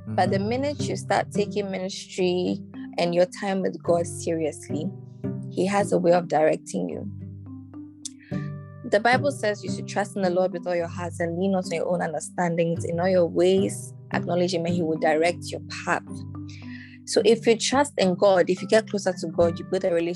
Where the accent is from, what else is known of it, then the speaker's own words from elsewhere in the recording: Ghana; Why am I a Ghanaian?